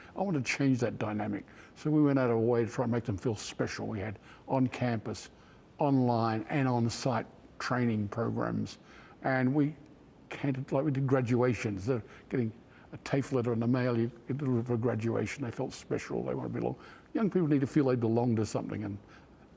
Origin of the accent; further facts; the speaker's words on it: Perth, Western Australia, Australia; moved away as an adult; also born or lived in Sydney / United States; my fond memory of in Western Australia growing up was, not only was Western Australia a wonderful place to grow up